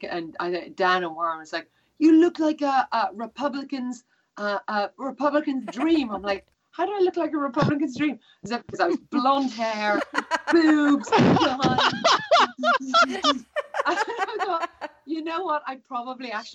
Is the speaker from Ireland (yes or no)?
yes; Ireland; I'm Irish